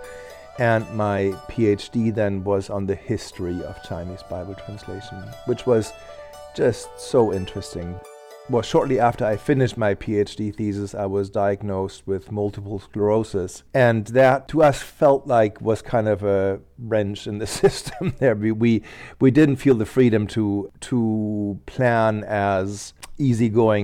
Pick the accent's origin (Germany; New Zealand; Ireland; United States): Germany; I grew up in Germany in a Lutheran family